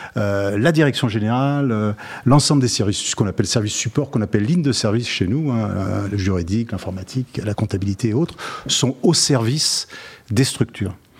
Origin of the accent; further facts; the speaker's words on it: Lyon, Auvergne-Rhône-Alpes, France; Je suis originaire, je suis lyonnais d'origine